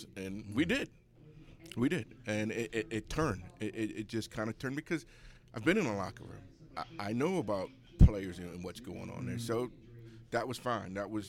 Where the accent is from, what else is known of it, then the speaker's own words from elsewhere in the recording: Baltimore, Maryland, United States; also born or lived in Essex, Maryland / Owings Mills, Maryland; I'm from East Baltimore.